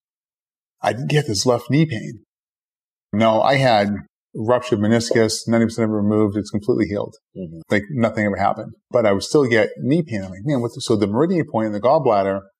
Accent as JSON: {"language": "English", "town": "Boston", "region": "Massachusetts", "country": "United States", "tie": "born or raised there", "said": "I grew up in Boston, and right next door to my house was a bar"}